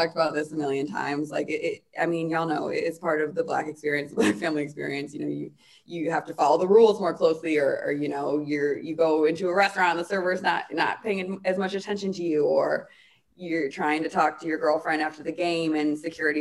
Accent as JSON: {"language": "English", "town": "Chicago", "region": "Illinois", "country": "United States", "tie": "born or raised there", "said": "playing in front of my hometown"}